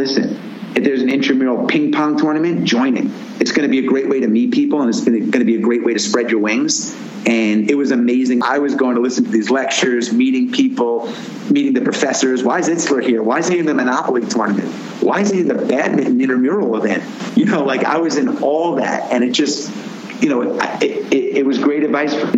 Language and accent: English; Roslyn, New York, United States; moved away as an adult; also born or lived in Washington, D.C.; I grew up in Roslyn, Long Island, youngest of four